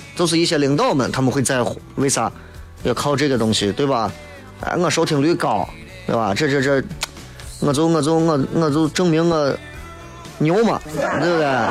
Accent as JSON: {"language": "Chinese", "town": "Xi'an", "region": "Shaanxi", "country": "China", "said": "作为一个陕西人，作为一个西安人"}